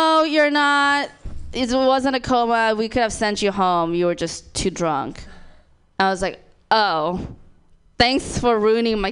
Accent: Thailand; moved away; I'm also from Thailand. Yes, so Thai girl

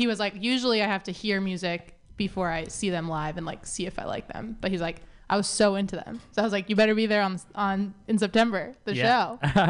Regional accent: Seattle, Washington, United States; moved away; We grew up in Seattle.

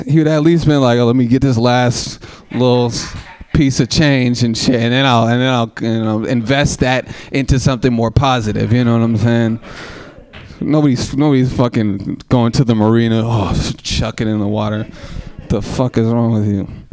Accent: Oakland, California, United States; I'm from Oakland

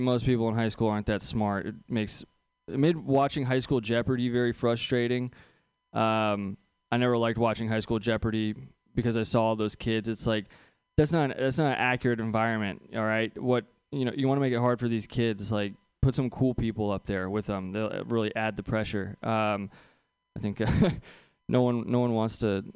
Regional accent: Bay Area, California, United States; I grew up here in the Bay Area

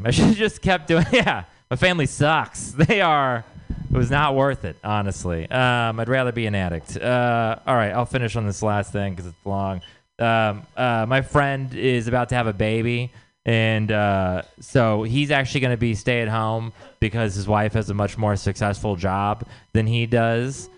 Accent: Texas, United States; moved away; I'm from Texas.

